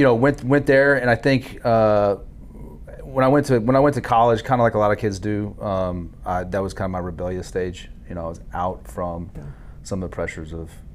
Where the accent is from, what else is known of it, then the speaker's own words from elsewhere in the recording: Dallas-Fort Worth area, Hurst, Euless, Bedford, Texas, United States; I'm from the Dallas-Fort Worth area, grew up in Hurst, Euless, Bedford.